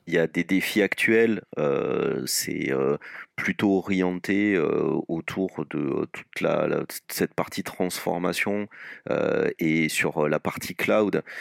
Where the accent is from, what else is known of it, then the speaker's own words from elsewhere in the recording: Toulouse, Occitania, France; moved away as an adult; now in Lyon, France; moi je sois toulousain d'origine et exporté à Lyon pour des besoins professionnels